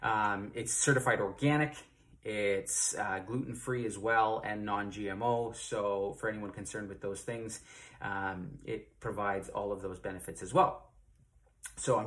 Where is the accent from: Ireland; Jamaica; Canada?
Canada; Ontario; I'm from Ontario, Canada.